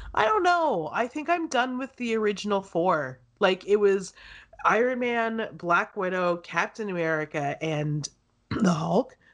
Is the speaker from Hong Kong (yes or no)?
no; Canada; I've lived it here in Canada all my life. I was born here